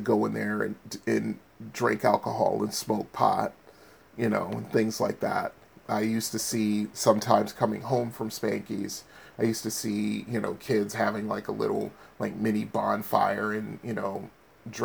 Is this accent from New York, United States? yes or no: no; Bridgeport, Connecticut, United States; growing up in Bridgeport